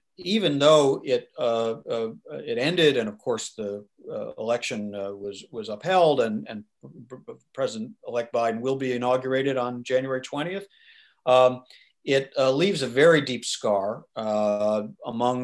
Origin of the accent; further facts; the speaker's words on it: United States; as an American and as somebody who worked for many years on Capitol Hill